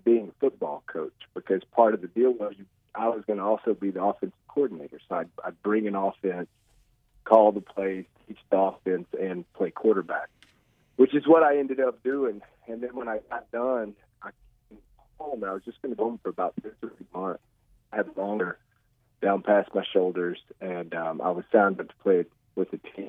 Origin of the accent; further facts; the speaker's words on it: Russellville, Arkansas, United States; I started tackle football in third grade here in Russellville. I'm from Russellville.